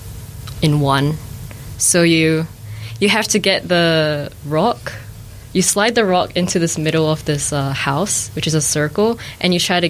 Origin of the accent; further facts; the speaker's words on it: New Zealand; also born or lived in Malaysia; I grew up in New Zealand